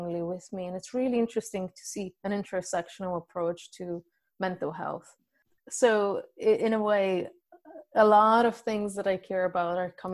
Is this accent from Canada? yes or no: no; Bulgaria; moved away as an adult; now in Dublin, Ireland; originally I'm from Bulgaria and currently I live in Dublin, Ireland